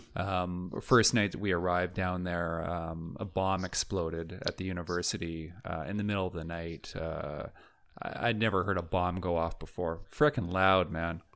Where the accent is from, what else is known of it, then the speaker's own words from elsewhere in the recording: Vancouver, British Columbia, Canada; moved away as an adult; also born or lived in Toronto; I grew up in Vancouver